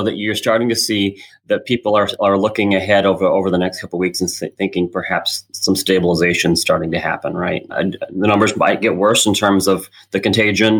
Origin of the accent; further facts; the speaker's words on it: Illinois, United States; now in Washington, D.C., United States; We're originally from Illinois